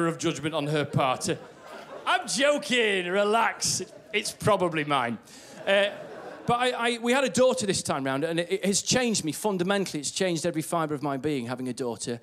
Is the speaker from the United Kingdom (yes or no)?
yes; England, United Kingdom; I'm from England